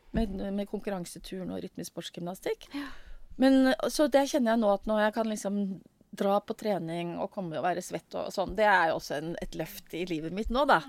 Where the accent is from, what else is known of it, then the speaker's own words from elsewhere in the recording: Oslo, Norway; her kom jeg fra Stovner.